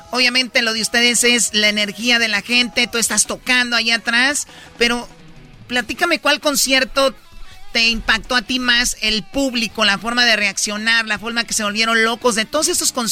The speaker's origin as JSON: {"language": "Spanish", "region": "Jalisco", "country": "Mexico", "said": "Bueno, digo, somos de Jalisco."}